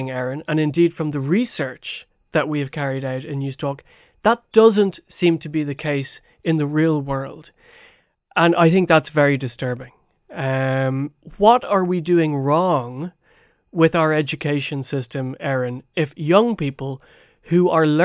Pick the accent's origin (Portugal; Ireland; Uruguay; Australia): Ireland; I think it's really important that we as Irish people recognize that perhaps we're kidding ourselves a little bit here.